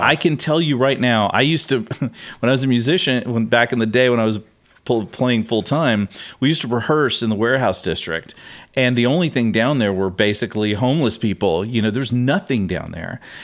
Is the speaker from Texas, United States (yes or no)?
yes; Houston, Texas, United States; I grew up here